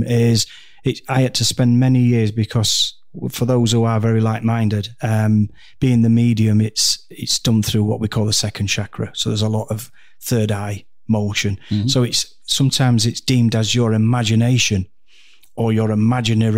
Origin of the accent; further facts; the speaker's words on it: Doncaster, Yorkshire and the Humber, United Kingdom; also born or lived in Dhekelia, Cyprus; I'm from Doncaster